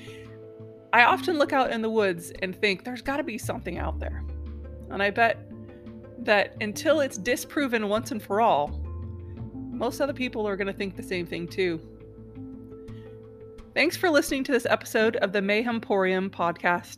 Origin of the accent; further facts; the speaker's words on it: Pacific Northwest, United States; I'm from the Pacific Northwest